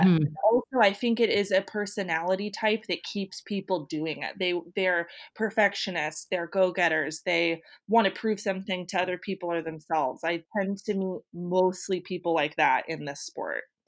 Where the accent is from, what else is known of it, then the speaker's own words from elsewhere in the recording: Santa Rosa, California, United States; Santa Rosa is my hometown